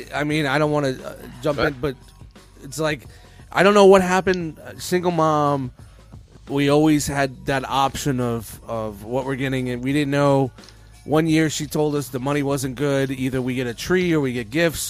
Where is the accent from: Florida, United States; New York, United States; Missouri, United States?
New York, United States; New York City; we grew up in Canarsie, Brooklyn.